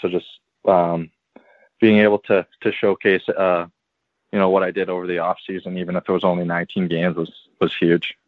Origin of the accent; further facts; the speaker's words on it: St. Albert, Alberta, Canada; born and raised in St. Albert